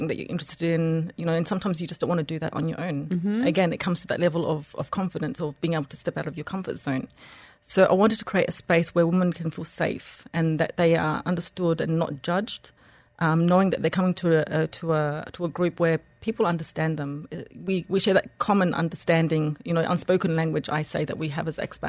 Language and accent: English; Australia; moved away as an adult; also born or lived in Egypt / France / United Kingdom / Switzerland; now in Dubai, United Arab Emirates; I was born and raised in Australia, moved to Egypt, got married there